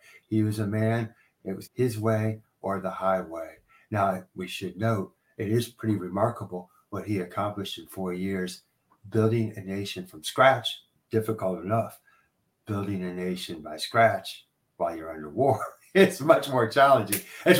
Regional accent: Indiana, United States; Now, I'm from Indiana

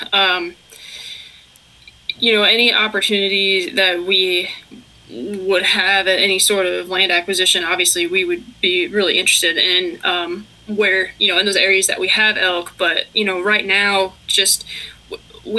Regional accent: Pennsylvania, United States; also born or lived in Georgia; now in Virginia, United States; That's what I grew up doing in Pennsylvania

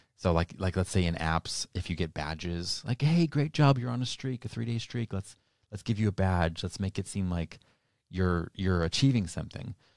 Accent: New Hampshire, United States; now in Arizona, United States; I grew up in New Hampshire and I moved here to Arizona

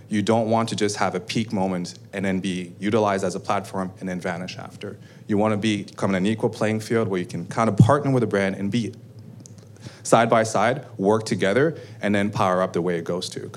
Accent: Canada; We're Canadian, we're all proud of being Canadian, and we were Canadian.

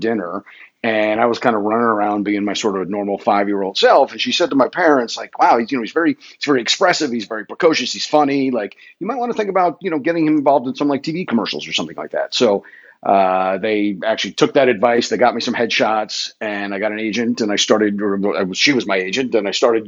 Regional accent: Fort Lauderdale, Florida, United States; moved away as an adult; also born or lived in New Jersey; now in Atlanta, United States; moved down to South Florida. So I really grew up in the Fort Lauderdale area of South Florida

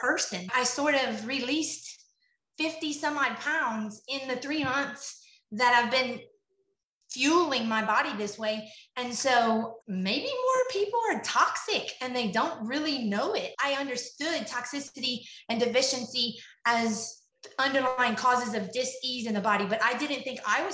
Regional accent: Lafayette, Louisiana, United States; I am from Lafayette, Louisiana

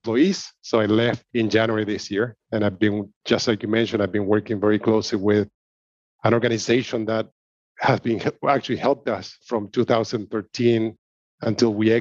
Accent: Argentina; I'm originally from Argentina

